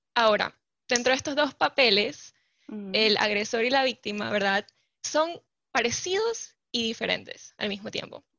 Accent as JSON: {"language": "Spanish", "country": "Panama", "also_born_or_lived": "California", "said": "soy panameña, vivo y resido actualmente en Panamá."}